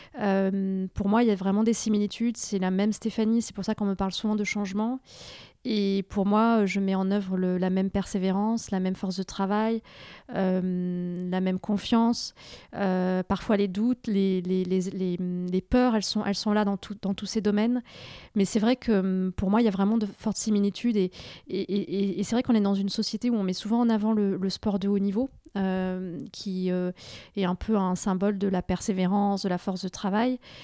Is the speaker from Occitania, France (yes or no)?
yes; Toulouse, Occitania, France; also born or lived in Carcassonne; je suis née à Carcassonne, dans l'Aude. J'ai grandi ensuite dans la banlieue de Toulouse.